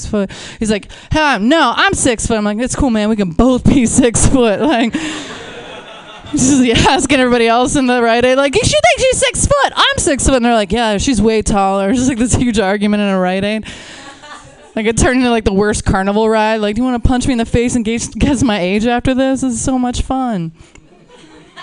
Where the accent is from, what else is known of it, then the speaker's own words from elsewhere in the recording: Pittsburgh, Pennsylvania, United States; now in Los Angeles, United States; I live in LA. I'm originally from Pittsburgh